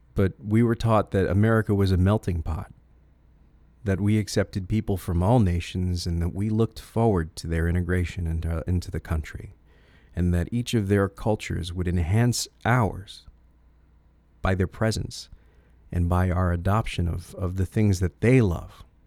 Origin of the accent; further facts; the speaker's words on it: Connecticut, United States; I grew up in Connecticut